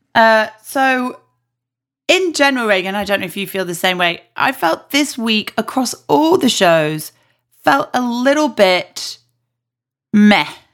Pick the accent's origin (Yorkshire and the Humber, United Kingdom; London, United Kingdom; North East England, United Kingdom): Yorkshire and the Humber, United Kingdom; I'm obviously from Yorkshire